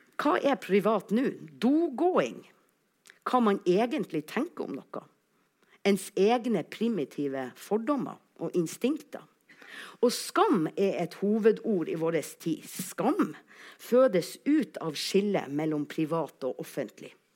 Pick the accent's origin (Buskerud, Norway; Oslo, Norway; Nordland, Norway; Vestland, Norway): Nordland, Norway; Alsvåg; accent: Northern Norwegian; jeg kommer altså fra Alsvåg